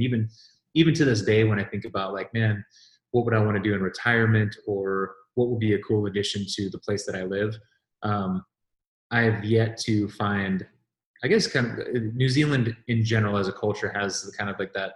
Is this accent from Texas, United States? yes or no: yes; Texas, United States; moved away as an adult; also born or lived in Southern California / Northern California; now in Tennessee, United States; I grew up in Texas